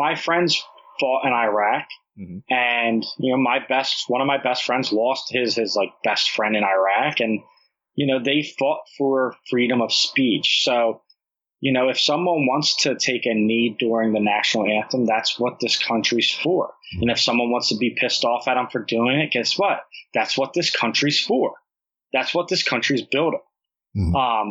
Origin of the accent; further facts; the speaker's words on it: New Jersey, United States; I'm from Jersey. When you meet someone from Jersey, you talk really fast and with an accent.